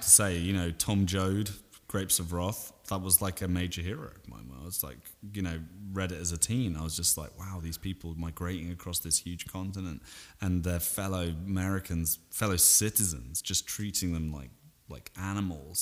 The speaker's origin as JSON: {"language": "English", "town": "Salisbury", "region": "South West England", "country": "United Kingdom", "tie": "born or raised there", "also_born_or_lived": "Vancouver, Canada", "said": "my hometown in Britain, Salisbury"}